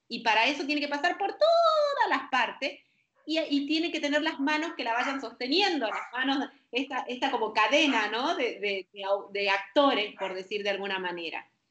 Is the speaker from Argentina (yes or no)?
yes; Argentina; now in Panama; Nací en Argentina, ahora estoy en Panamá